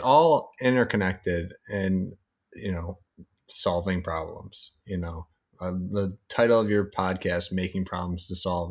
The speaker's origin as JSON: {"language": "English", "town": "Syracuse", "region": "New York", "country": "United States", "also_born_or_lived": "Long Island", "lives_now": "Upstate New York, United States", "said": "We're both from Syracuse, you know, upstate"}